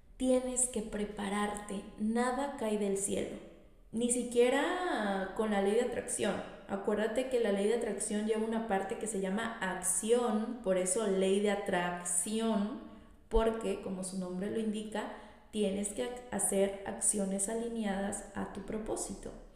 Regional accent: Tlalixcoyan, Veracruz, Mexico; soy originaria de un municipio de aquí de Veracruz. Soy de Tlalixcoyan, eh, mi hermoso Tlalixcoyan

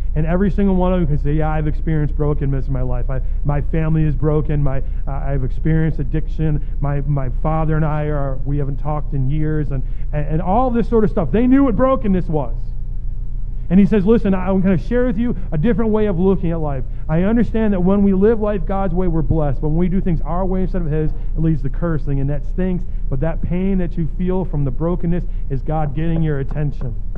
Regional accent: United States; also born or lived in Cleveland; as an American

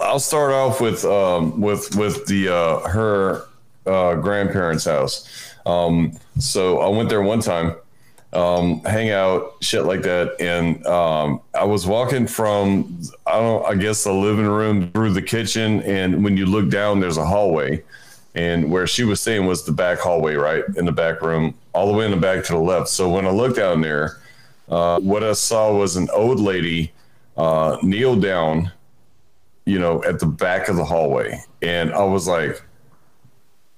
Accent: Houma, Louisiana, United States; I grew up in South Louisiana, like in Houma, Louisiana

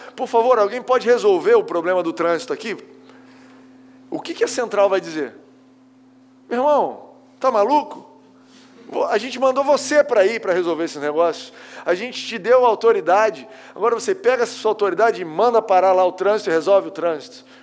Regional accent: Goiás, Brazil; also born or lived in Barra da Tijuca, Rio de Janeiro; now in Rio de Janeiro, Brazil; Sou da Barra, tá, gente? Na verdade, sou de Goiás. A minha mulher não deixa eu esquecer isso. Não vem com esse papo de barrense, não, que eu sou de Goiás

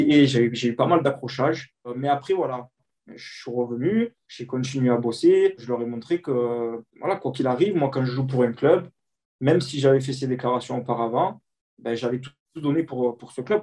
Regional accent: Marseille, Provence-Alpes-Côte d'Azur, France; en tant que Marseillais

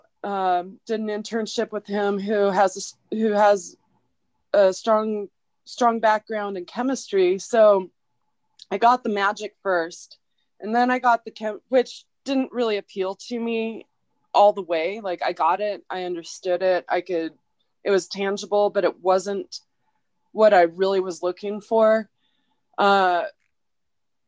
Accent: Oregon, United States; I'm from Oregon. Like, I'm from there.

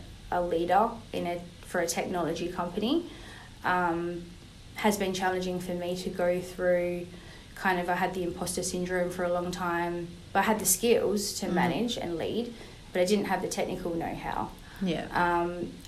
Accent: Rockingham, Western Australia, Australia; also born or lived in New York; I was born in Perth.

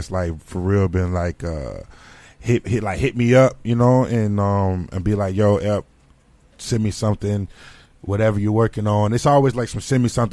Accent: Mount Dora, Florida, United States; Mount Dora was, like, one of the leading ones because we had the flavor

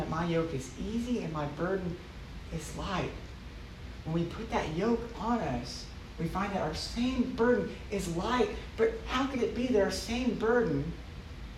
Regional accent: Dallas, Texas, United States; I grew up in Dallas

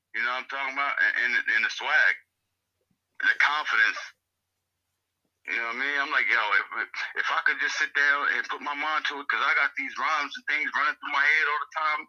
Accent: Trenton, New Jersey, United States; Growing up in Trenton, man, it's just like growing up in any other inner city, bro.

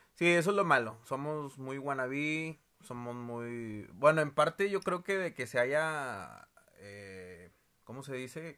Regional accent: Monterrey, Nuevo León, Mexico; todos los regios

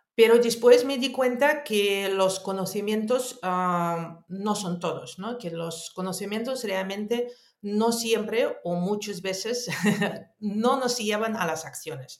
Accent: Moscow, Russia; also born or lived in Netherlands; now in Spain; yo nací en Unión Soviética, en Moscú. Ah, después viví en muchísimos años, estudié, viví en Holanda y en España vivo desde el año 2010.

